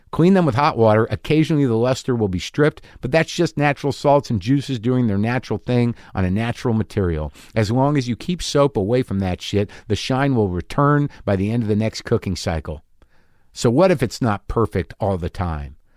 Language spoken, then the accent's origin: English; New Jersey, United States; I'm from New Jersey.